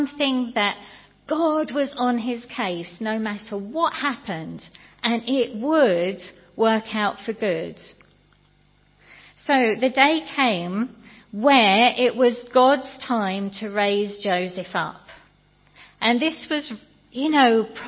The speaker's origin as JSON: {"language": "English", "country": "United Kingdom", "said": "we're British"}